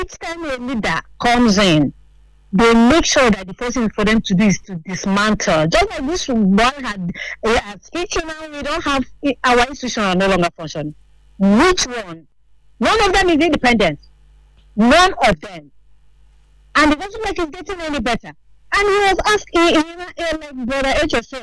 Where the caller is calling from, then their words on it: Jabi, Federal Capital Territory, Nigeria; I'm calling from Jabi.